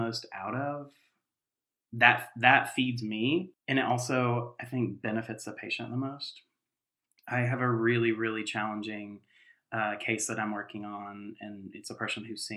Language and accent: English; Western North Carolina, United States; the place where I grew up in Western North Carolina